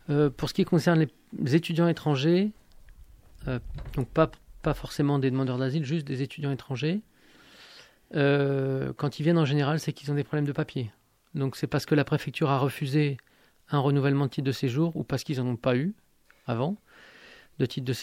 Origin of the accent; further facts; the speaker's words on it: Algeria; born there; also born or lived in Italy; Je suis né en Algérie. J'ai de la famille là-bas. Ma femme est algérienne, mes enfants sont algériens aussi. j'ai vécu comme étranger en Algérie, j'ai vécu comme étranger en Italie.